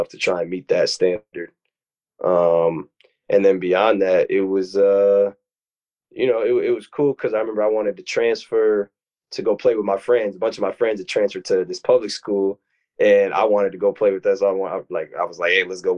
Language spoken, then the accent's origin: English; Minnesota, United States; growing up in Minnesota, my brother is 7 years older than me